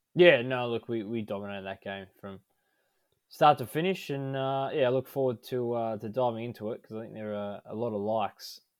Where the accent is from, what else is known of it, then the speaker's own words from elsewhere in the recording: Melbourne, Victoria, Australia; we're all born in Melbourne